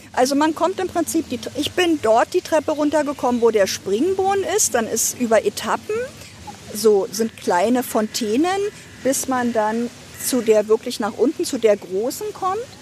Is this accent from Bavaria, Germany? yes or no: no; Ludwigsfelde, Brandenburg, Germany; moved away as an adult; now in Potsdam, Germany; ich bin eine gebürtige Ostdeutsche, und ähm, aufgewachsen in Ludwigsfelde